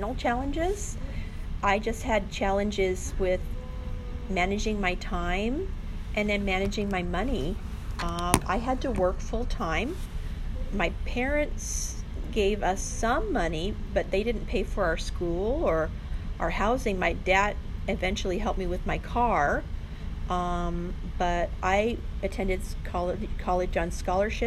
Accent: South Pasadena, California, United States; also born or lived in Hollywood, California / Glendora, California; I grew up in South Pasadena, California. I lived there from birth until 1977, so 12 years

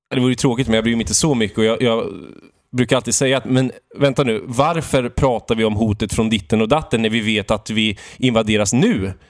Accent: Valdemarsvik, Östergötland, Sweden; moved away; jag beger mig till Valdemarsvik mm. i min hembygd Östergötland

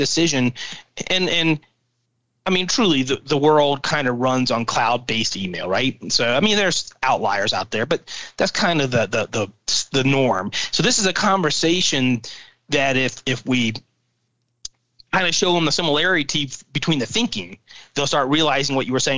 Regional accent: Louisiana, United States; I'm from Southern Louisiana and I know the guys or whatever, right?

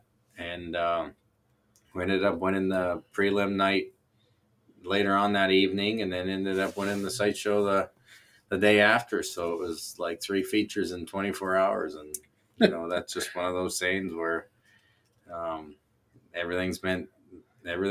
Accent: Canada; I'm Canadian.

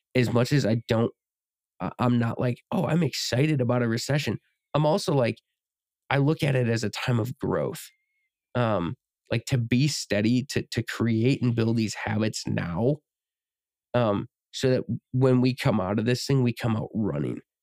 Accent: United States; we're obviously from America

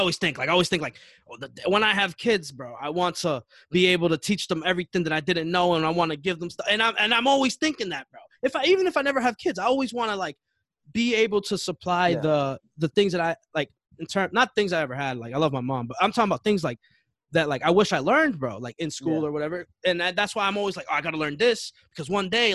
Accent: Chelsea, Massachusetts, United States; we all went to Chelsea High

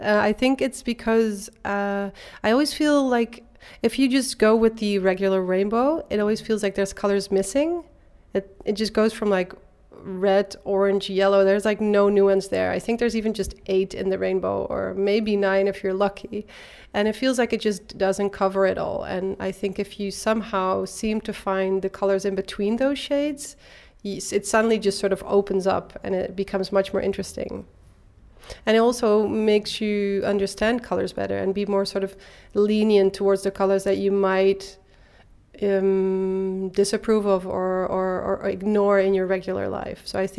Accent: Eindhoven, North Brabant, Netherlands; I was born and raised in Eindhoven.

